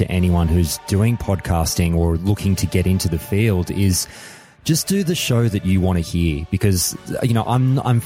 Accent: Australia; being an Australian

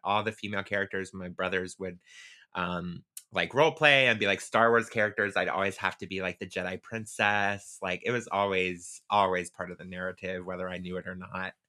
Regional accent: Pensacola, Florida, United States; I grew up in Pensacola, Florida.

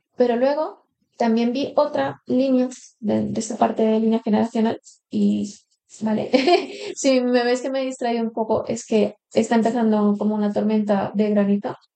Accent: Colombia; now in Spain; yo llevo aquí 15 años en España, hace 10 que no iba a Colombia

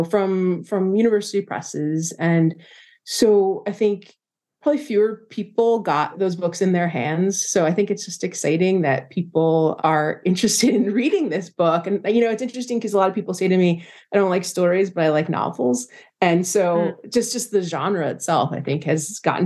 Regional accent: New Jersey, United States; I grew up in New Jersey

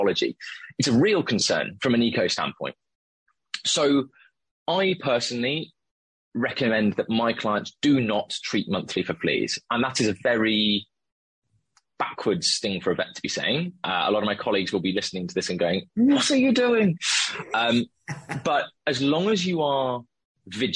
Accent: the Cotswolds, South West England, United Kingdom; now in London, United Kingdom; And I'm from the Cotswolds.

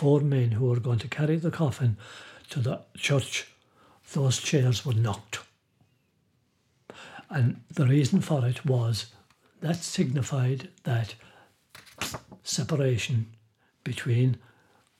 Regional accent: Ireland

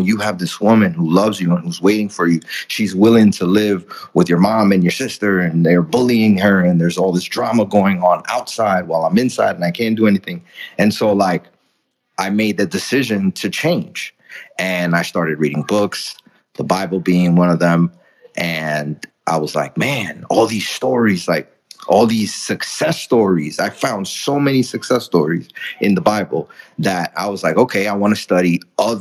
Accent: New York City, New York, United States; English is a second language; also born or lived in Dominican Republic; I grew up in the Bronx. I'm from the Dominican Republic. English was my second language.

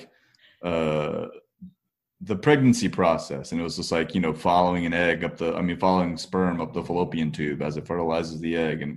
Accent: Parsippany, New Jersey, United States; Parsippany, New Jersey. Yep, that's, I was born and raised there, spent my entire life there basically

